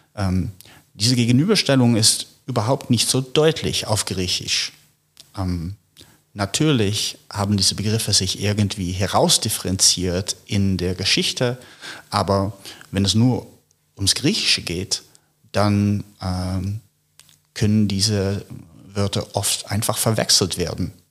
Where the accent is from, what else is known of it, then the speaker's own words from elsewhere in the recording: Netherlands; moved away as an adult; also born or lived in United States / Paris; now in Berlin, Germany; ich stamme aus den Niederlanden